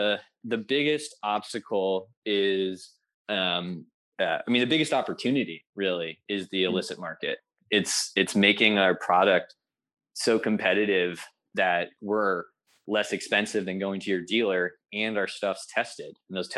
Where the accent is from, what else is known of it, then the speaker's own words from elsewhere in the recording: Virginia, United States; also born or lived in Humboldt County, California; now in California, United States; I'm from Virginia originally.